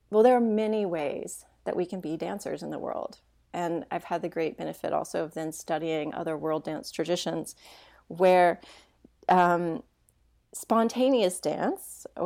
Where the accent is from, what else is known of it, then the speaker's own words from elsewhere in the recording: Hendersonville, Tennessee, United States; I actually grew up in a small town. It used to be a small town, it's not anymore, um, right outside of Nashville, Tennessee. And um, it's a place, it, it's called Hendersonville